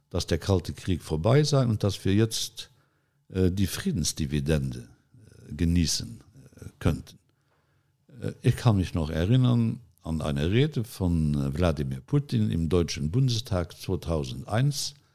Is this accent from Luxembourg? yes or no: yes; Luxembourg; dass man als Luxemburger, als kleiner Luxemburger im Gespräch mit den Großen der Welt größere Ohren braucht als die großen Staatenlenker.